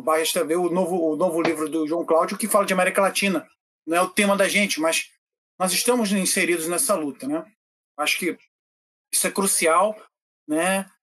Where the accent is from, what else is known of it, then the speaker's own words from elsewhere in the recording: Prague, Czechia; moved away; na minha cidade natal, em Praga